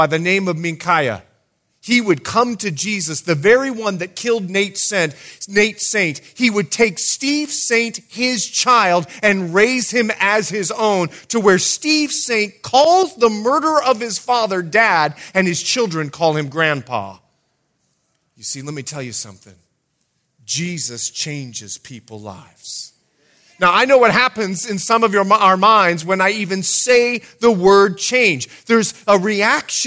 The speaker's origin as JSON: {"language": "English", "country": "Bahamas", "tie": "born or raised there", "also_born_or_lived": "Fort Lauderdale", "moved": "as an adult", "said": "I'm a born and raised Bahamian. And I want to let you know, I'm from the Bahamas"}